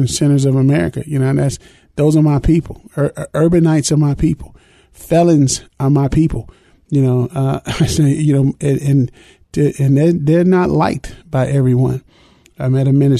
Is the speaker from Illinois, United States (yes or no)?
yes; Chicago, Illinois, United States; growing up in Chicago, real prejudice town, city of neighborhoods